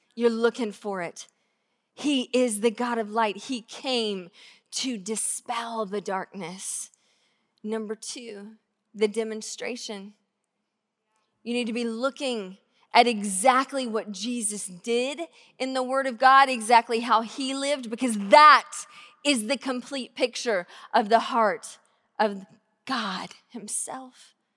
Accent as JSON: {"language": "English", "region": "Georgia", "country": "United States", "tie": "born or raised there", "moved": "yes", "lives_now": "Tacoma, United States", "said": "I grew up in Georgia, in a really small town"}